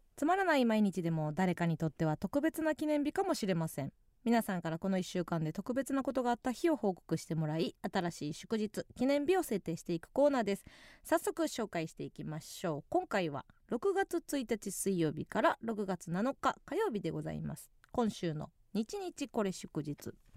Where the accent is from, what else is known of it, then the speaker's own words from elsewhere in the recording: Kansai, Osaka, Japan; 地元大阪関西